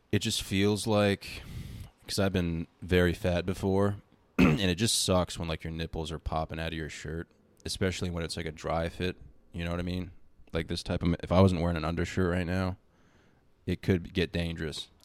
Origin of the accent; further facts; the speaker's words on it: Baltimore, Maryland, United States; moved away; also born or lived in Boston; I was born in Baltimore